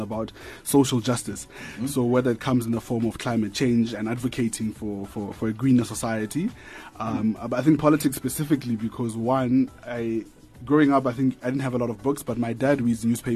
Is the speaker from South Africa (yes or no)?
yes; Atamelang, North West, South Africa; moved away as an adult; I come from Northwest, from a township called Atamelang